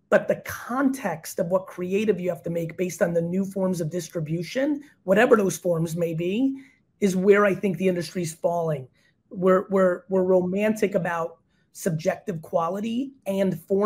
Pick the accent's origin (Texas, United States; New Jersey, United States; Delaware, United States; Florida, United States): New Jersey, United States; also born or lived in Belarus; Jersey via Belarus